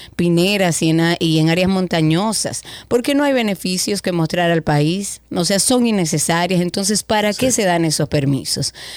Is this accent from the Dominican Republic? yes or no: yes; Dominican Republic; nuestro orgullo de ser dominicano